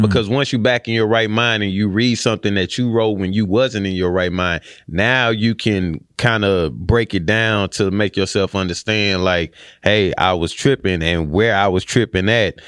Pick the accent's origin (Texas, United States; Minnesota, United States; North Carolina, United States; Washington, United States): Texas, United States; Houston; now in Austin, United States; I'm from Houston